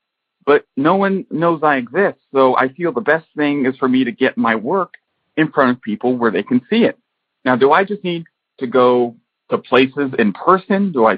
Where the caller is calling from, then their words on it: Harmony, Florida, United States; And I'm calling from Harmony, Florida.